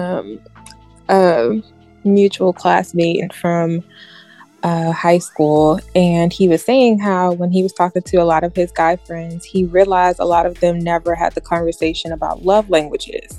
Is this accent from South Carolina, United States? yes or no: yes; South Carolina, United States; I'm from South Carolina